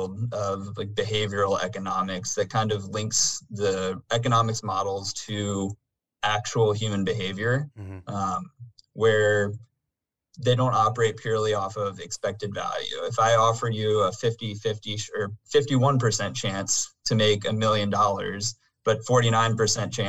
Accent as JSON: {"language": "English", "town": "Virginia Beach", "region": "Virginia", "country": "United States", "tie": "born or raised there", "said": "I grew up in Virginia Beach, Virginia."}